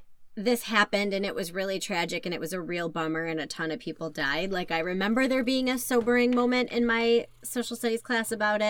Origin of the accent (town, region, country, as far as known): Buffalo, New York, United States